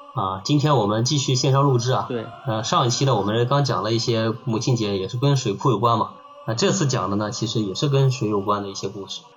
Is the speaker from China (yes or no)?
yes; Qingtian River area, Henan, China; 我们老家那块儿，也是个比较有名的一个景区吧